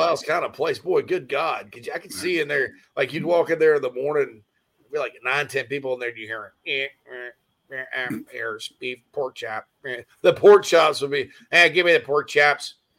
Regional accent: Spartanburg, South Carolina, United States; moved away; I'll move back to my home area of the upstate of South Carolina

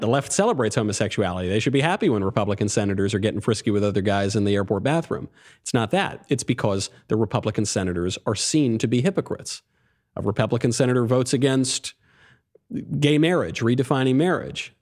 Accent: New York, United States; also born or lived in Connecticut; I'm a New Yorker

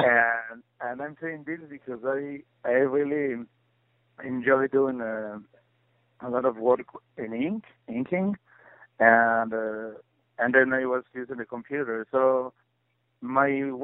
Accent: Puebla, Mexico; moved away as an adult; also born or lived in Mexico City; now in Chicago, United States; growing up in Puebla, which is a small city out of Mexico City

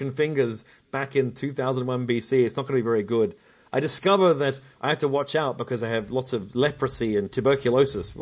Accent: Australia; as an Australian who's lived in drought-prone areas for a long time

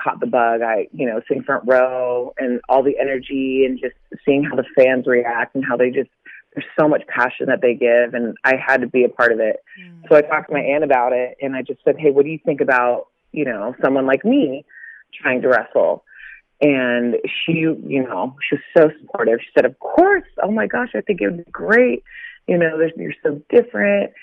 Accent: Carlsbad, California, United States; I am from San Diego, California. There's a little town in, it's called Carlsbad. It's the north part of San Diego. And I grew up there.

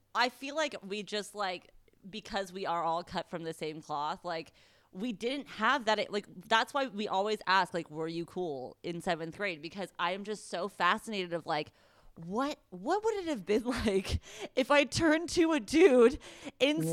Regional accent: United States

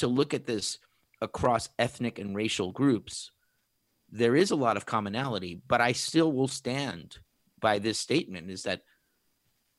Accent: Puerto Rico; moved away; I am originally from Puerto Rico, which is another stain. I was born and raised.

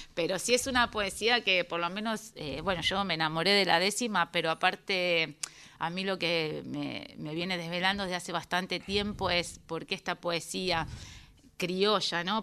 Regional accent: Buenos Aires, Argentina; Yo soy porteña

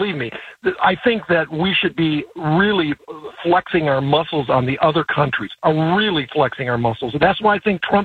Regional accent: Minneapolis, Minnesota, United States; I'm first generation born here. My dad fled from the Ukraine

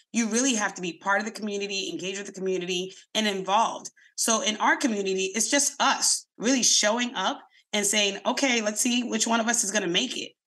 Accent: Boston, Massachusetts, United States; I'm in Mattapan. I grew up in Mattapan

